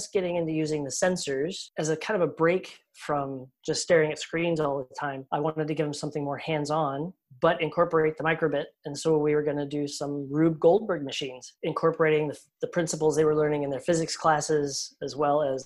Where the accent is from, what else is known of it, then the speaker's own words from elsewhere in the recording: Colorado, United States; moved away; I grew up in Colorado, about 25, 30 minutes from Spark Fun.